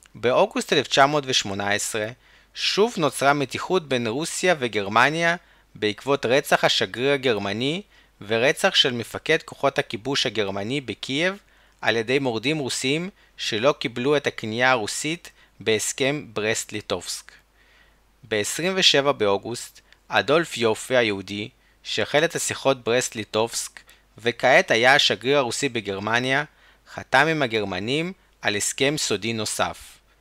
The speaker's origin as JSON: {"language": "Hebrew", "town": "Chernivtsi", "region": "Chernivtsi Oblast", "country": "Ukraine", "tie": "born or raised there", "said": "צ'רנוביץ, העיר שבה נולדתי"}